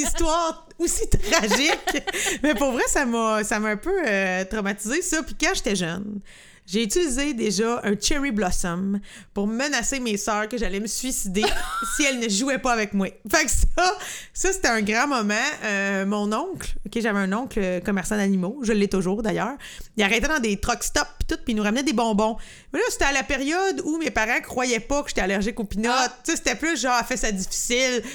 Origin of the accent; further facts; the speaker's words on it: Lanaudière, Quebec, Canada; on vient de la Naudière